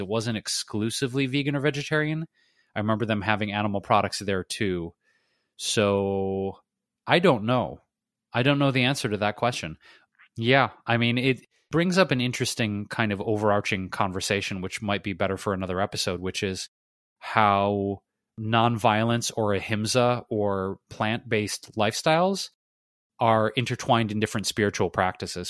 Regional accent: Detroit, Michigan, United States; moved away; I don't know what to say about Detroit other than, uh, props to my hometown.

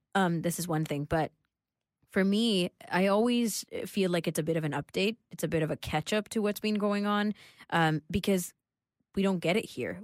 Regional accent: Canada; we're Canadian

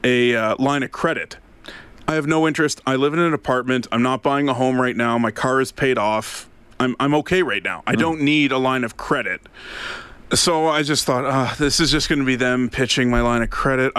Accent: Ottawa, Ontario, Canada; moved away as an adult; now in Alberta, Canada; Ottawa, which happens to be my hometown

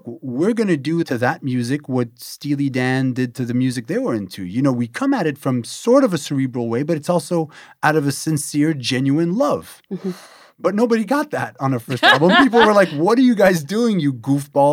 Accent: Montreal, Quebec, Canada; moved away as an adult; now in New York City, United States; I'm from Montreal, Canada

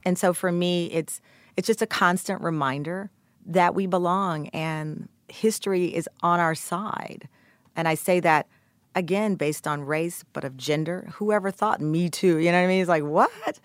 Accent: Texas, United States; I'm from Texas

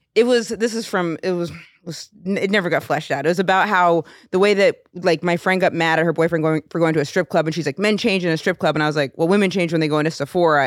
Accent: Rome, Maine, United States; In my hometown of Rome

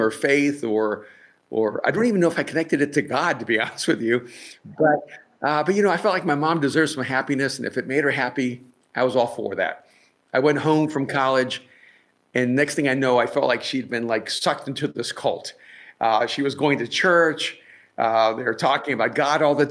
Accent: El Salvador; now in Los Angeles, United States; I'm from El Salvador, so pretty much everyone from El Salvador begins Roman Catholic.

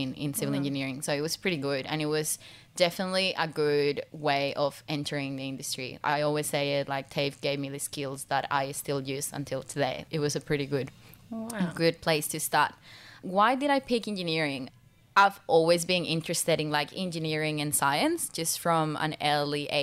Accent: Pasto, Nariño, Colombia; English is a second language; moved away as an adult; now in Australia; my home country, because like we are a developing country

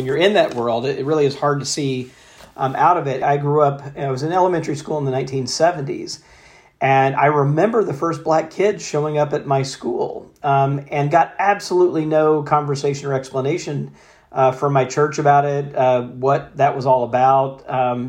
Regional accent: Jackson, Mississippi, United States; I grew up Southern Baptist, mostly in Jackson, Mississippi

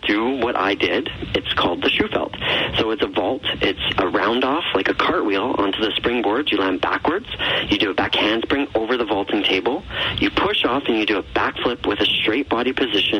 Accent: Calgary, Alberta, Canada; I'm a Calgary boy

